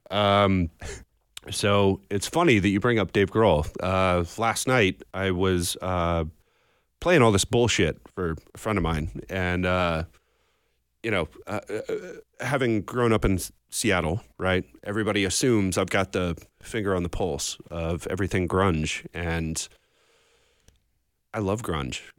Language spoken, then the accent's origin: English; Belfast, Northern Ireland, United Kingdom; born there; Uh, so I was born in Belfast. Oh, um, nice. My parents are from there. Uh, and I'm Irish Catholic